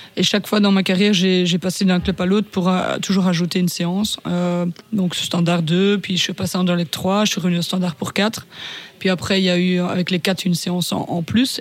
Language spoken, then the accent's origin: French; Ardennes, Wallonia, Belgium; je viens de la province de Ardennes